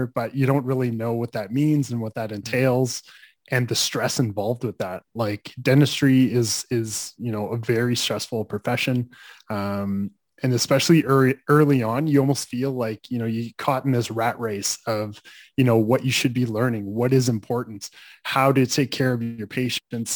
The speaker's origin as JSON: {"language": "English", "town": "Calgary", "region": "Alberta", "country": "Canada", "tie": "born or raised there", "said": "I grew up in Calgary"}